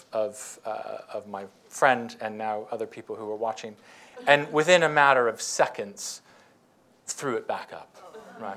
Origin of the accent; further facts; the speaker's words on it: United States; moved away as an adult; I was coming from the United States